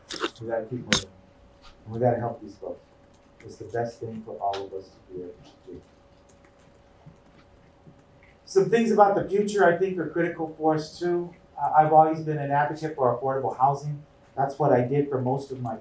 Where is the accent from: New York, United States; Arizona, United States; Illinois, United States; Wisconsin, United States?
Arizona, United States; Tucson; When I was a little kid, I grew up in Armory Park